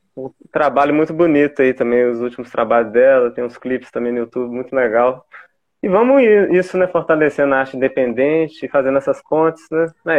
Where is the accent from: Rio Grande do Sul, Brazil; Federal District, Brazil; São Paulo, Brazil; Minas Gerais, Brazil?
Minas Gerais, Brazil; é mineiro com mineiro